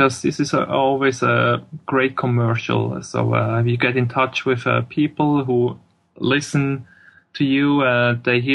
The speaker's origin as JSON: {"language": "English", "area": "Swiss German part of Switzerland", "region": "German-speaking Switzerland", "country": "Switzerland", "first_language": "German", "second_language": "English", "said": "we're all from the Swiss, the Swiss German part of Switzerland, so we all talk actually German."}